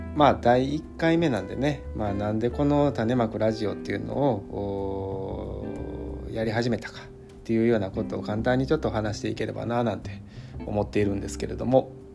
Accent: Kyoto, Japan; 京都市内の街中で生まれ育って

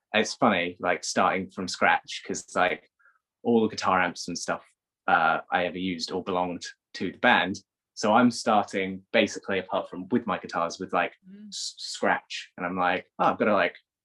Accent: Cornwall, South West England, United Kingdom; moved away; I grew up most of my formative years in Cornwall

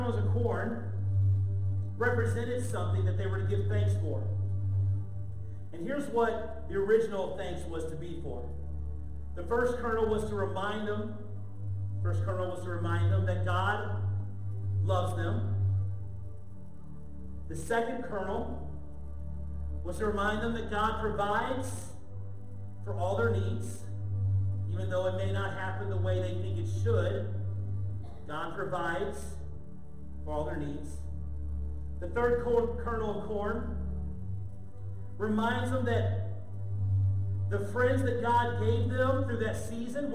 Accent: St. Louis, Missouri, United States; moved away; We're from St. Louis. So we don't have family here.

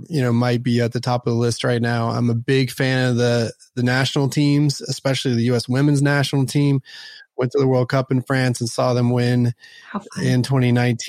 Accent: Dallas, Texas, United States; also born or lived in Houston / Austin; Born and raised in Dallas, have lived in Dallas, Houston, and Austin

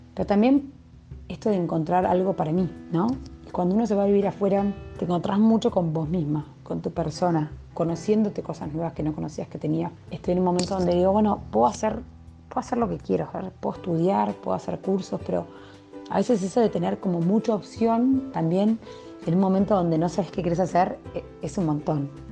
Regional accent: Argentina; moved away as an adult; now in Berlin, Germany; somos los dos argentinos

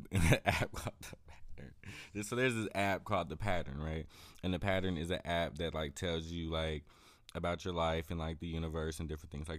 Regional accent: Chicago, Illinois, United States; born there; So I was born like in Chicago, like Chicago area

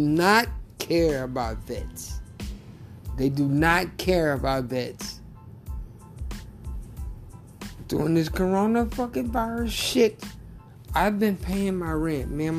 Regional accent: Tylertown, Mississippi, United States; also born or lived in New Orleans, Louisiana; now in Florida, United States; I grew up in Tylertown, Mississippi

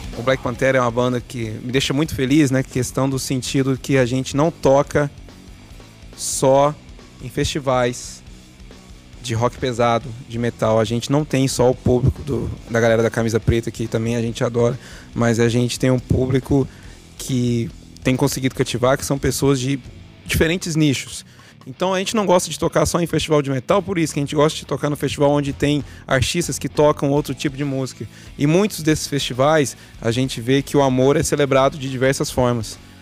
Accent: Uberaba, Minas Gerais, Brazil; Nós somos de Uberaba, Minas Gerais

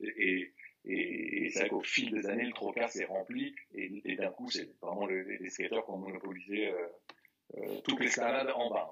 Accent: Paris, Île-de-France, France; j'ai grandi dans le 9e, famille moins classe moyenne euh, française

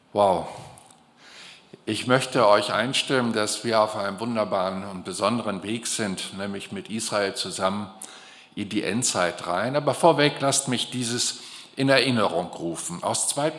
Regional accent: Germany; für mich als Deutsche

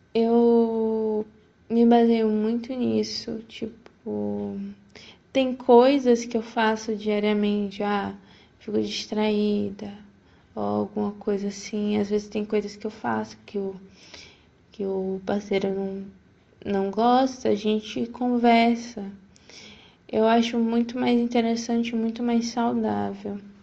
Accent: Feira de Santana, Bahia, Brazil; sou de Feira de Santana

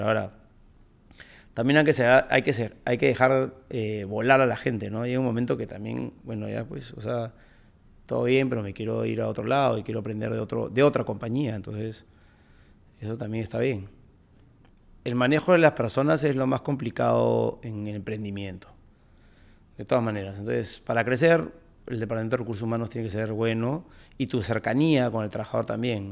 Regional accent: Peru; como peruanos creo que sabemos trabajar muy bien

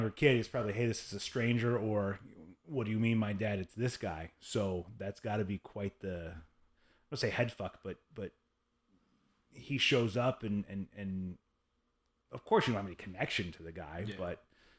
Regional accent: Michigan, United States; also born or lived in Indiana; And so I grew up in Michigan and in Indiana and went to Kentucky

